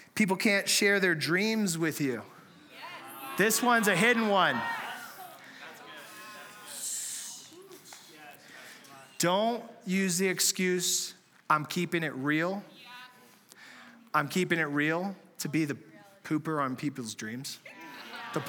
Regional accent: San Diego, California, United States; moved away; we're from San Diego originally

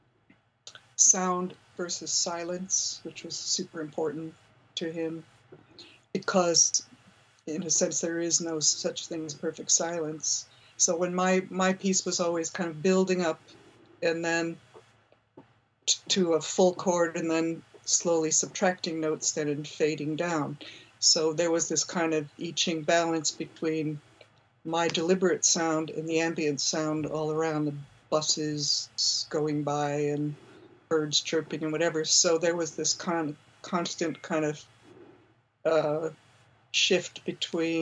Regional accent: Buffalo, New York, United States; moved away; I grew up in Buffalo, New York, which was a big center for experimental music at the time I was in high school.

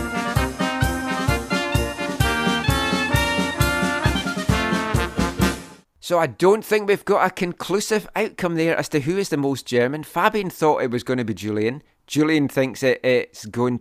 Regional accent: Scotland, United Kingdom; now in Vancouver, Canada; I'm Scottish

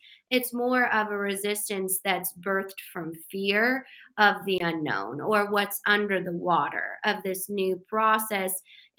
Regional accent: Colorado, United States; we're both from Colorado and it's a landlocked state. We don't have a ton of water.

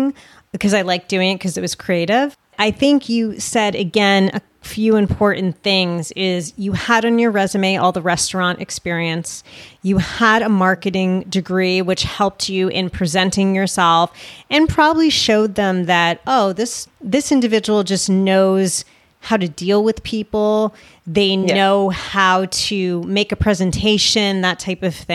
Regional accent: United States; I'm an American

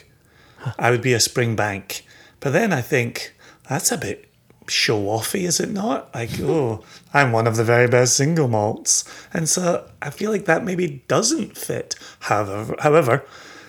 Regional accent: Scotland, United Kingdom; born and raised in Scotland

